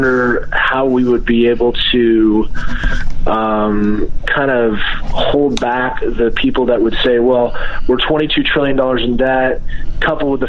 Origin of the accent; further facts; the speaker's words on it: United States; just an American